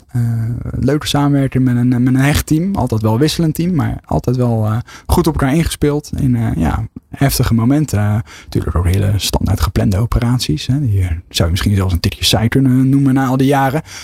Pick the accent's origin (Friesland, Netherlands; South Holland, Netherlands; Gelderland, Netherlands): South Holland, Netherlands; Westland; kom ik wel uit het Westland, dus ondernemen is nooit ver weg.